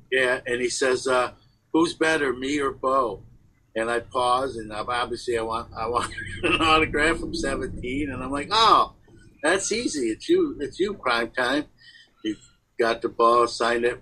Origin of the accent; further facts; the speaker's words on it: New York City, New York, United States; a kid growing up in Brooklyn